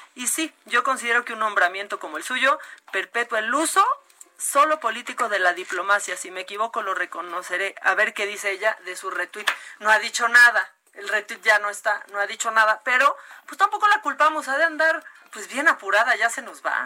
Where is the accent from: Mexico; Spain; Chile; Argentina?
Mexico; nosotros los mexicanos